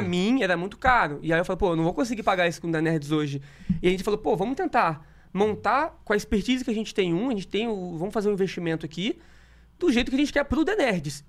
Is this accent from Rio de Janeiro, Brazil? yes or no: yes; interior of Rio de Janeiro, Brazil; moved away; also born or lived in Espírito Santo; Então eu morava no interior do, do Rio de Janeiro lá. Eu nasci em Espírito Santo, interior do Rio, depois meus pais tiveram que se mudar